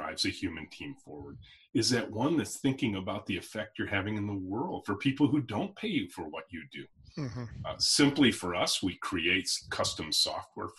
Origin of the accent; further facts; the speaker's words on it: Michigan, United States; there's a National Guard air base near where I grew up here in Michigan called Selfridge